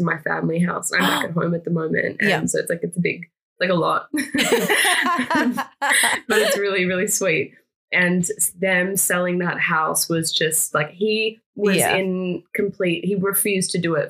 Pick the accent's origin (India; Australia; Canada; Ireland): Australia; also born or lived in Florence, Italy; I'm Australian and Italian, like that's its own thing within itself. You know, Italo-Australian.